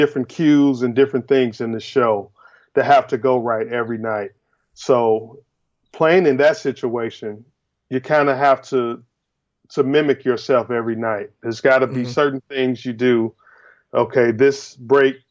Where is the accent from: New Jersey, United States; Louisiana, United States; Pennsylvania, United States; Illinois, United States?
Illinois, United States; Chicago; growing up in Chicago was really, really a blessing for me because there's so much music in Chicago.